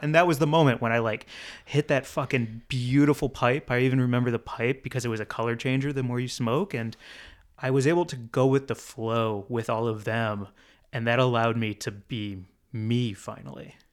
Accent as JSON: {"language": "English", "country": "United States", "said": "as an American"}